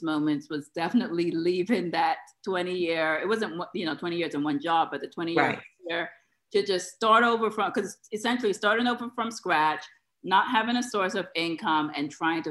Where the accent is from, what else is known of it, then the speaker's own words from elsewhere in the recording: New York area, United States; moved away; also born or lived in Atlanta; I'm from the New York area